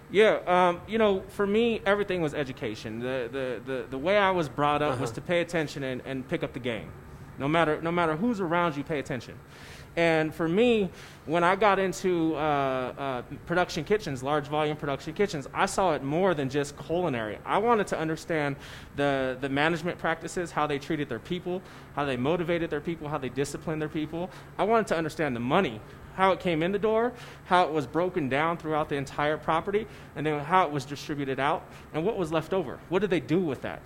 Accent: San Francisco, California, United States; now in Colorado Springs, United States; I grew up in San Francisco

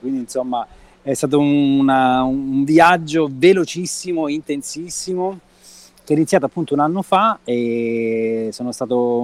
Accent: Reggio Calabria, Calabria, Italy; Nato e cresciuto a Reggio Calabria

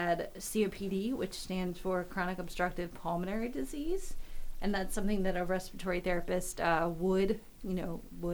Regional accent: Southern York County, Pennsylvania, United States; I'm from Southern York County, and it's in, you know, York County

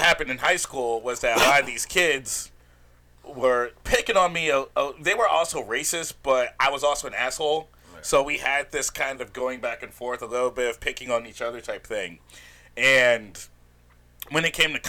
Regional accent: Mobile, Alabama, United States; moved away as an adult; now in Los Angeles, United States; I'm originally from Mobile, Alabama. That's where I was born

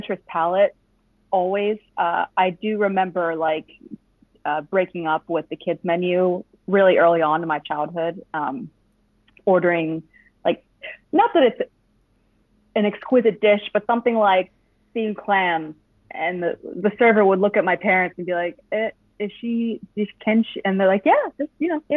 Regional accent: Voorhees, New Jersey, United States; I'm from Voorhees, New Jersey. It's about 20 minutes out of Philly

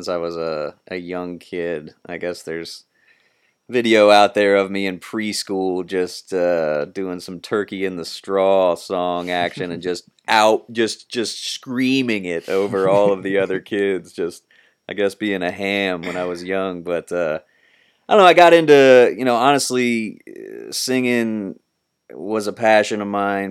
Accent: Columbus, Ohio, United States; Columbus, Ohio, born and raised. Pretty much been living in the Columbus area my entire life

